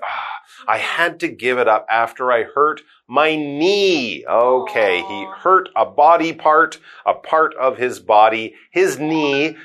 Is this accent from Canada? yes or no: yes; Canada; both myself and Karen, we are from Canada